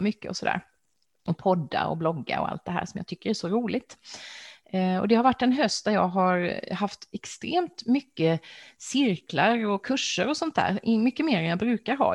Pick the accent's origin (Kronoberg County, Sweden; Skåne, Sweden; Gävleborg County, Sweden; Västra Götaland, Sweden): Kronoberg County, Sweden; Växjö; i min hemstad Växjö